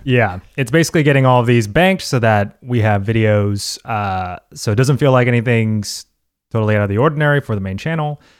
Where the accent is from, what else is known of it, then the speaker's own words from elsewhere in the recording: United States; as an American